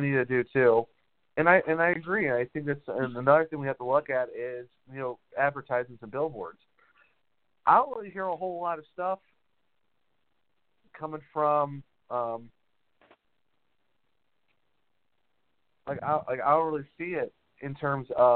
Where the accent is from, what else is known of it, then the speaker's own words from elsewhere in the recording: Ohio, United States; now in North Carolina, United States; I'm originally from Ohio